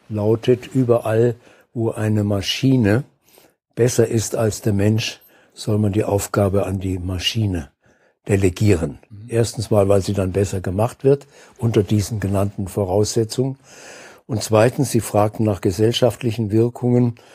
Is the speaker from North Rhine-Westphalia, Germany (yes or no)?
no; Saarbrücken, Saarland, Germany; ein paar Wochen davon machte ich bei äh, der Sparkasse meiner Heimatstadt Saarbrücken.